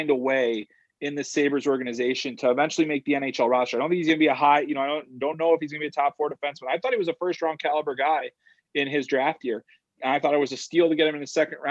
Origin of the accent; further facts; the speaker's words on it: Chicago, Illinois, United States; I grew up in Chicago and a lifelong Bears fan